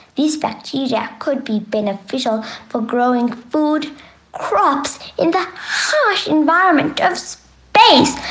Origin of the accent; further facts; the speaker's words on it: South Africa; I'm from South Africa. I'm nine years old